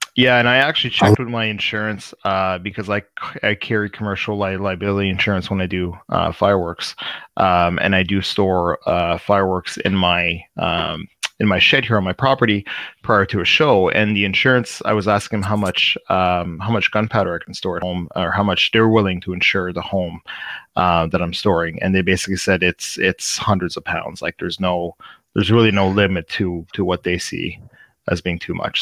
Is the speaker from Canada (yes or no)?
yes; Canada's East Coast, Canada; I'm um, from Canada's East Coast